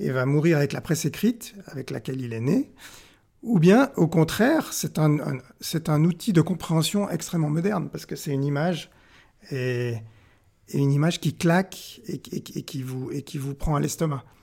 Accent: Pakistan; born there; Moi, je suis né au Pakistan.

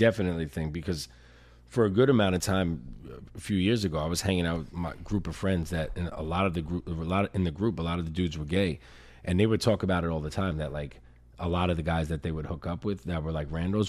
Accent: New York, United States; He was just like, are you from here? And I was like, no, I'm from New York.

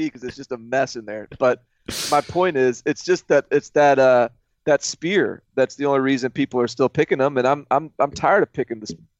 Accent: Nashville, Tennessee, United States; Growing up in Nashville

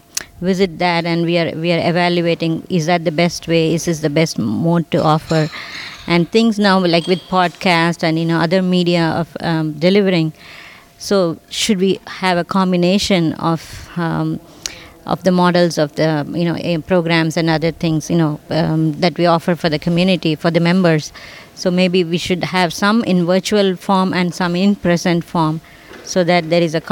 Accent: India; moved away as an adult; now in Sunnyvale, United States; I grew up in India, but all my adult life I've been in California

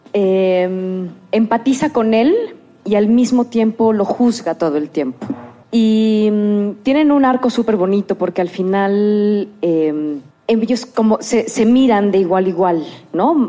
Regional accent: Mexico; lo que somos los mexicanos

